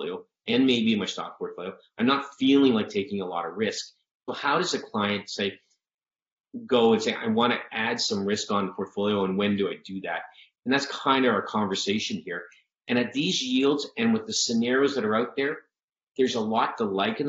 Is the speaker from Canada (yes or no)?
yes; Canada; now in United States; I grew up in Canada, so you have to look at me as a, you know, transplant here